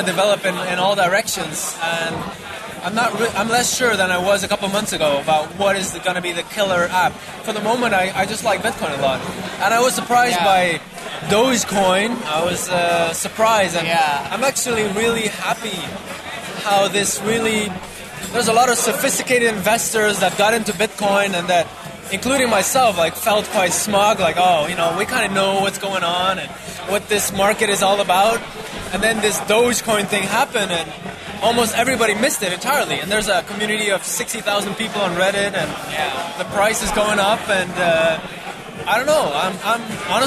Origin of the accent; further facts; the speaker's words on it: Bruges, Flanders, Belgium; We're from Bruges